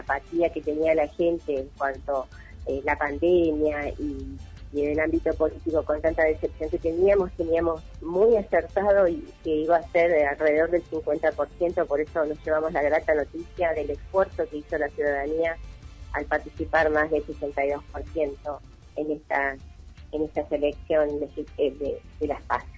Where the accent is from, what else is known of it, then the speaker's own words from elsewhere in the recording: Villa del Dique, Córdoba, Argentina; mi pueblo, Villaldique